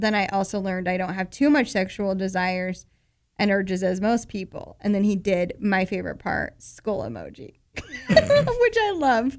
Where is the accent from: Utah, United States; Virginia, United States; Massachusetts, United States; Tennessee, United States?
Utah, United States; Murray; … from my hometown